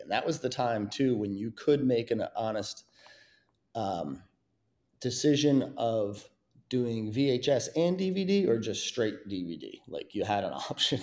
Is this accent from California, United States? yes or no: no; Mount Snow, Vermont, United States; my hometown in, you know, right there in Mount Snow, Vermont